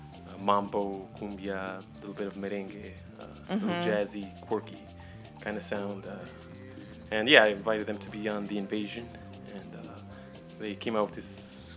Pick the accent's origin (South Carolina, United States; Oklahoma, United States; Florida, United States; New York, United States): New York, United States; New York City; when I grew up in Brooklyn